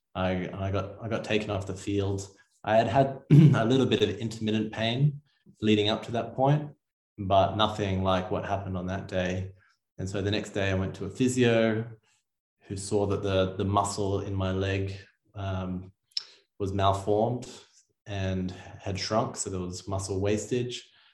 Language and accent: English; Sydney, New South Wales, Australia; I grew up in Sydney, Australia